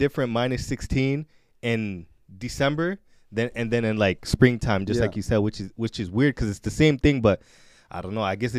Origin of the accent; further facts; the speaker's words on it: Edmonton, Alberta, Canada; So, born and raised in Edmonton, Alberta.